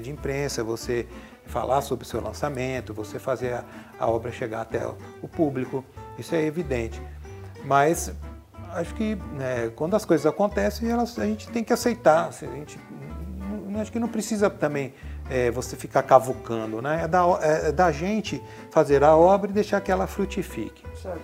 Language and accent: Portuguese; Cravinhos, São Paulo, Brazil; eu venho de uma cidade pequena do interior de São Paulo chamada Cravinhos